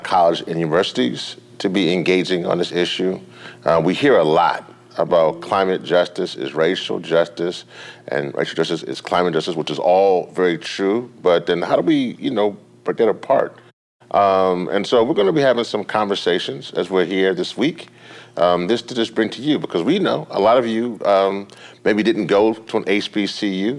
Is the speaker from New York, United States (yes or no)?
no; Louisiana, United States; coming to you from my home state of Louisiana in beautiful New Orleans